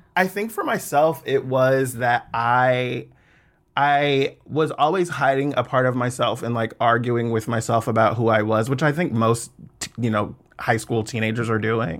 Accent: Fairfield, California, United States; moved away as an adult; also born or lived in Suisun City, California / Atlanta, Georgia; I grew up in the Bay Area, in Fairfield

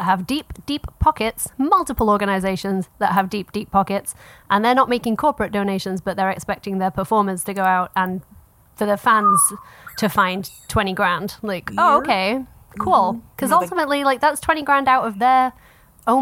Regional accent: United States; as an American, I am allowed

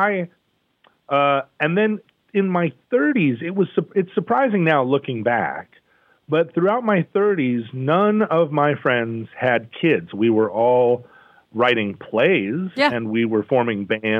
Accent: Alaska, United States; now in Seattle, United States; I grew up in Alaska in a Catholic neighborhood.

